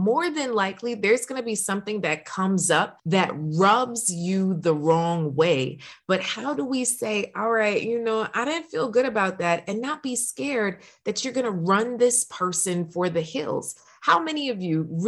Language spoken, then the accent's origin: English; New York, United States; I'm from New York